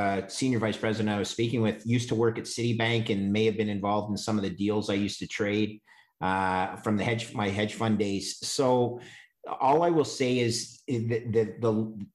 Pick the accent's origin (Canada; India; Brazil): Canada; as a Canadian